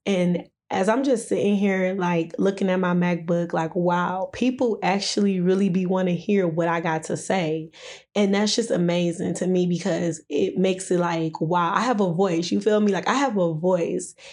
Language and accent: English; Detroit, Michigan, United States; also born or lived in Downriver, Michigan; growing up in Detroit